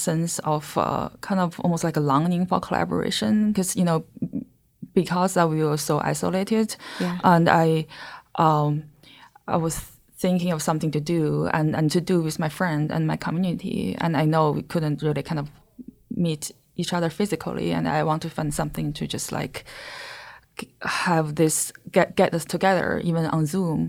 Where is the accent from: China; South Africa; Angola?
China; English is a second language; moved away; I'm from China